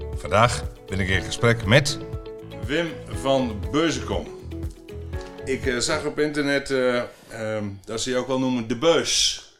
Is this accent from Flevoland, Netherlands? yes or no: yes; Flevoland, Netherlands; ik kom uit de Flevopolder